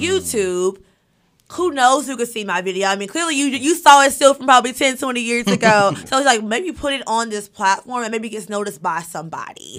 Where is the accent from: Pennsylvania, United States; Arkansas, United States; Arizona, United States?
Arkansas, United States; Monticello; moved away as an adult; also born or lived in Fayetteville, Arkansas / Charlotte, North Carolina; now in Los Angeles, United States; Monticello, born and raised